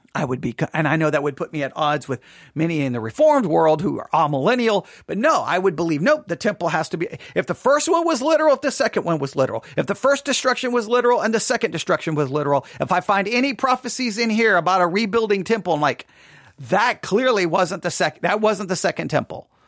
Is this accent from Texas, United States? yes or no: yes; West Texas, United States; me as a Gentile growing up in West Texas